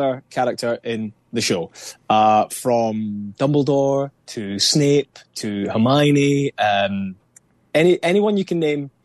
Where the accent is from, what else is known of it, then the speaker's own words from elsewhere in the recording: Scotland, United Kingdom; as a Scot, as a Brit